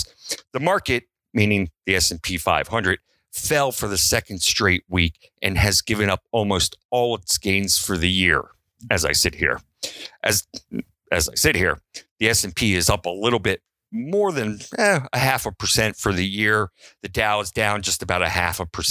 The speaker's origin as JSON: {"language": "English", "town": "Baltimore", "region": "Maryland", "country": "United States", "tie": "born or raised there", "said": "I was raised in Baltimore"}